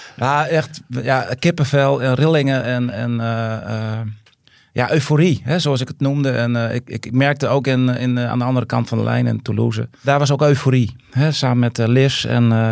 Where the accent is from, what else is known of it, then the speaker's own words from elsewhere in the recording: Tjuchem, Groningen, Netherlands; also born or lived in Siddeburen; ik voetbalde altijd vroeger op ons sportveldje in, in Tjuchem dan, waar ik vandaan kwam met mijn, ja, met, met mijn dorpsgenootjes en vriendjes